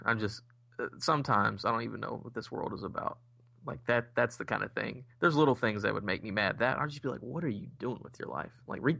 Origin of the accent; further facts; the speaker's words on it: Indiana, United States; now in Kentucky, United States; I was born in Indiana, live in Kentucky now.